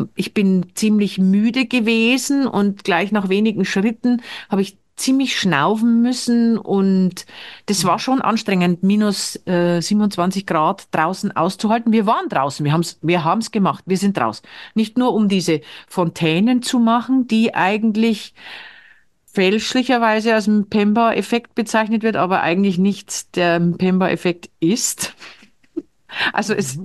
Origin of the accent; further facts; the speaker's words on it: Bavaria, Germany; moved away as an adult; now in Norway; ich komme ja aus Bayern.